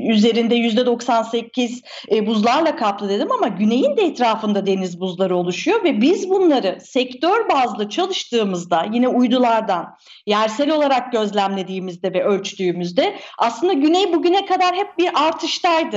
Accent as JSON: {"language": "Turkish", "country": "Turkey"}